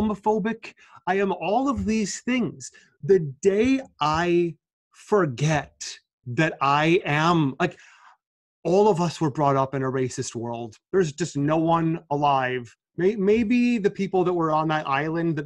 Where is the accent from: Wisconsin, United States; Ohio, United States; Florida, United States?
Wisconsin, United States; Milwaukee; moved away as an adult; now in New York, United States; I'm from Milwaukee, Wisconsin, which is the number one most racially segregated city in the United States